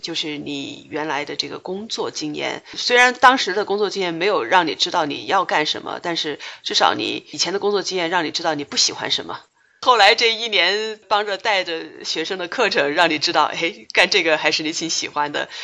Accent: China; 我们中国人

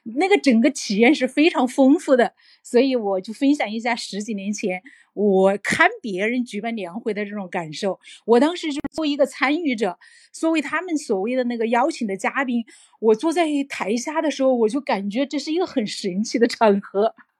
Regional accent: Changde, Hunan, China; accent: Hunan; 我们是小地方来的嘛，我是，我是湖南的一个机器师叫常德的

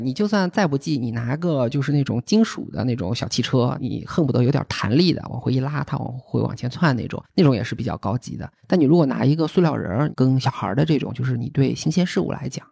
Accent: China; 我们中国人是这样

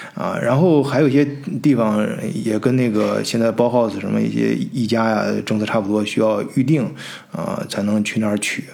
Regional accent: China; 咱们中国人

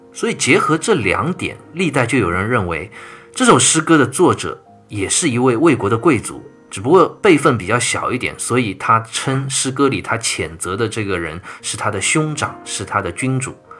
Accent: China; 我们中国人今天骨子里流淌着的这种民族文化

